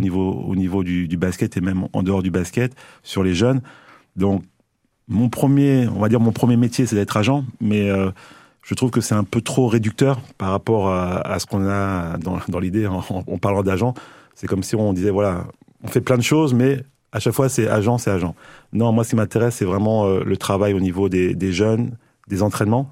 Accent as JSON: {"language": "French", "town": "Paris", "region": "Île-de-France", "country": "France", "also_born_or_lived": "Mali / Limoges", "moved": "yes", "lives_now": "Nancy, France", "said": "je suis pas Limougeau euh, mmh. d'origine. Hein. je suis euh, à la base, je suis parisien et encore plus à la base euh, malien."}